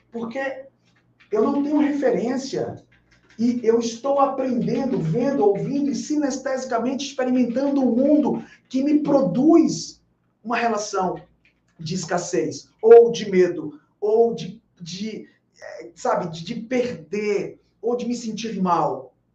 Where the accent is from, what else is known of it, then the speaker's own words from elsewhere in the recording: Bahia, Brazil; Porque eu sou baiano, eu posso falar.